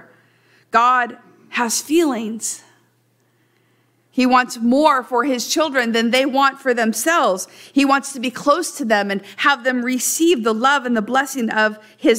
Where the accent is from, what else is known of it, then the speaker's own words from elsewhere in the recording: Central Valley, California, United States; I'm from the Central Valley.